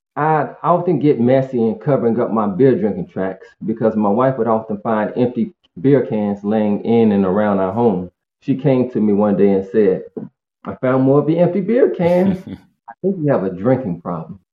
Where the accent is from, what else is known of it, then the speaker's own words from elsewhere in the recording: Greensboro, North Carolina, United States; I'm from Greensboro, North Carolina, and uh, born and raised in a two-parent working class family home.